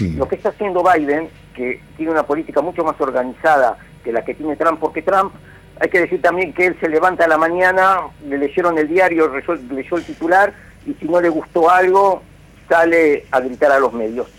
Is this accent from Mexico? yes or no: no; Argentina; nosotros tenemos como Argentina, como país